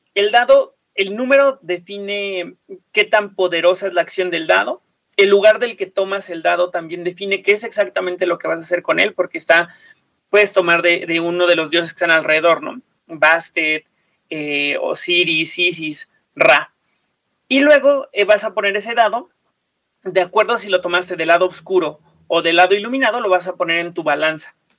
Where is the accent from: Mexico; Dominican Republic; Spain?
Mexico; nos pertenece Teotihuacán como mexicanos